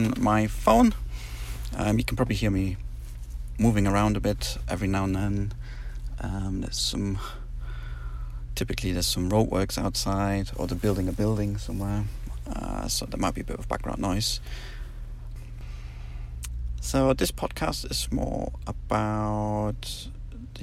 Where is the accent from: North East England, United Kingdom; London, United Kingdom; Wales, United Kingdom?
North East England, United Kingdom; moved away as an adult; also born or lived in Germany; now in Poland; I'm originally from Germany, where I spent the first 9 years of my life. And then we moved to the northeast of England, where I pretty much spent my childhood and young adult years.